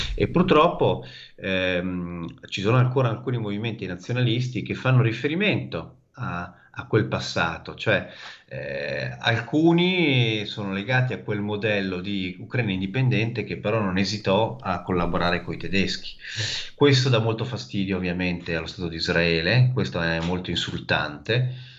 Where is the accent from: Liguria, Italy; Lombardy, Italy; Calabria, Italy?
Lombardy, Italy; Milan; moved away as an adult; now in Odessa, Ukraine; io sono di Milano